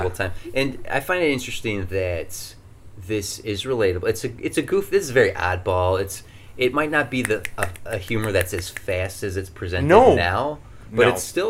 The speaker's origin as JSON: {"language": "English", "region": "California", "country": "United States", "tie": "born or raised there", "said": "yes, I remember my time fondly growing up in Southern California."}